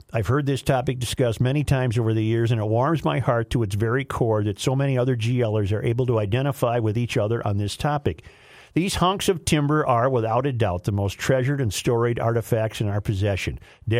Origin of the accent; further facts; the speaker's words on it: Washington, United States; also born or lived in Minnesota; Since moving back to my home state of Washington in 2002